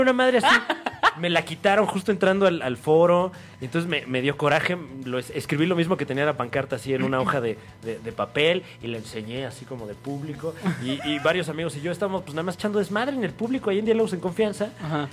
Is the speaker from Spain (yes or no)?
no; State of Mexico, Mexico; yo soy oriundo del Estado de México